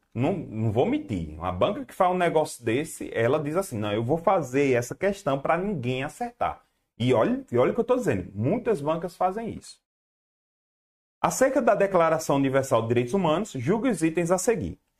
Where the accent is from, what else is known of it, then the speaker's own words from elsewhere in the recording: Garanhuns, Pernambuco, Brazil; Eu, sou do Nordeste, rapaz. Eu moro, eu sou de Garanhuns, Pernambuco